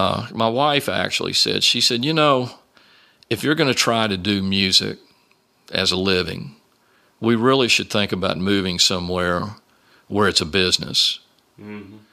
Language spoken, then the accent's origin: English; Virginia, United States; that's when the bass player Fido Stevens, that I grew up around in Virginia.